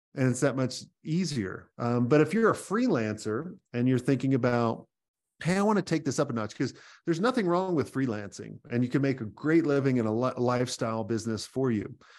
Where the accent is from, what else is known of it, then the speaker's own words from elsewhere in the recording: New York, United States; moved away; I'm originally a New Yorker